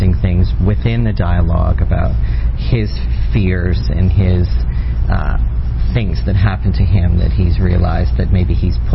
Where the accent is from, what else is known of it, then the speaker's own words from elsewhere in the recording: Ireland; now in Toronto, Canada; I'm Irish